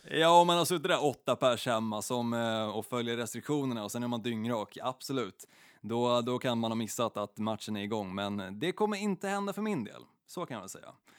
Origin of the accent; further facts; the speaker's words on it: Stockholm, Stockholm County, Sweden; i Stockholm, ehm, där jag är uppvuxen